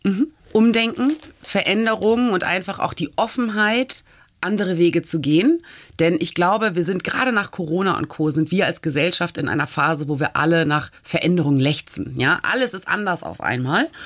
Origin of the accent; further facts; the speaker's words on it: Hamburg, Germany; moved away as an adult; also born or lived in South Carolina, United States / Flensburg / New York; now in Lisbon, Portugal; ich bin ganz bescheiden aufgewachsen in Hamburg, mhm. in Norddeutschland